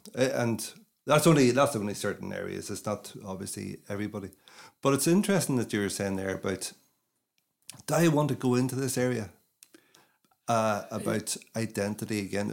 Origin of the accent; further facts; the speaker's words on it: Derry, Northern Ireland, United Kingdom; moved away as an adult; also born or lived in London, United Kingdom / China; I grew up in Northern Ireland